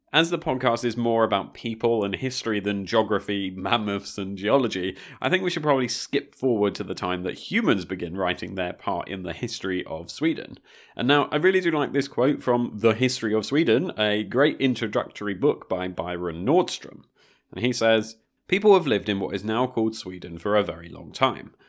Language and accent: English; Brighton, South East England, United Kingdom; I'm from the south coast of the U K. I'm from Brighton